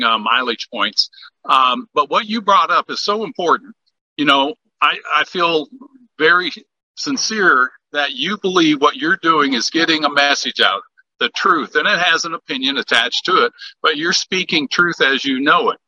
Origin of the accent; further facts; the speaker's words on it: Minnesota, United States; I was born in Minnesota